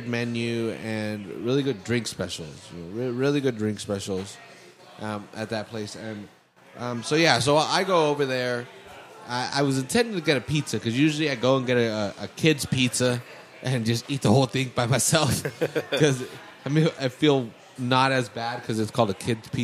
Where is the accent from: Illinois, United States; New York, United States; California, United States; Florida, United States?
California, United States; Salinas; I'm from Salinas